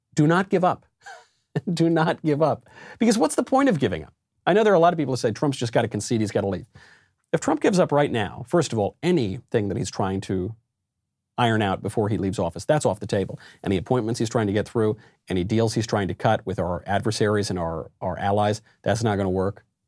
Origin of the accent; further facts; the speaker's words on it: New York, United States; also born or lived in Los Angeles; I'm a New Yorker